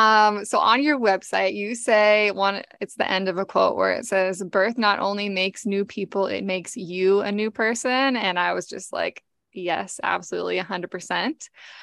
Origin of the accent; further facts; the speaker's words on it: Seattle, Washington, United States; There were two of them that lived in Seattle actually, and I grew up on the West Side.